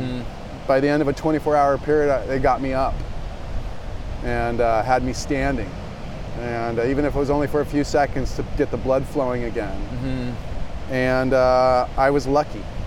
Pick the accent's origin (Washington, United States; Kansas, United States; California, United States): California, United States; Del Mar; I grew up in Del Mar